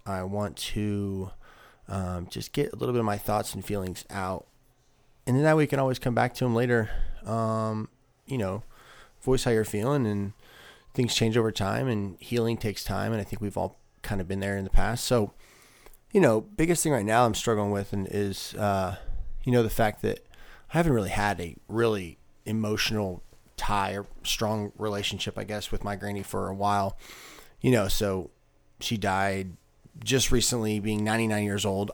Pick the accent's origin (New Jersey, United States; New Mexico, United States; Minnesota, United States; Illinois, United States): Illinois, United States; we're from Illinois